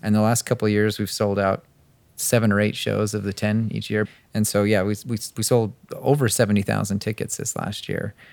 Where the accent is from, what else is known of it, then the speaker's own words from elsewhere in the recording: Brigham City, Utah, United States; moved away; coming back to Utah, I was originally from Brigham